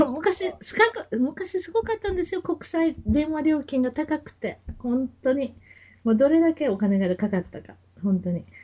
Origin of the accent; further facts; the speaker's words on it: Kansai, Japan; accent: Kansai dialect; moved away as an adult; now in Orange County, United States; 関西弁で行かせていきます